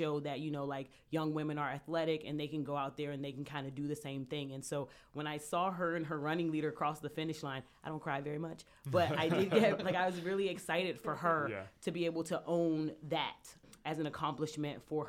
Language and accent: English; Washington, District of Columbia, United States; moved away as an adult; now in Philadelphia, United States; I'm originally from Washington, D.C., and I came to Temple for college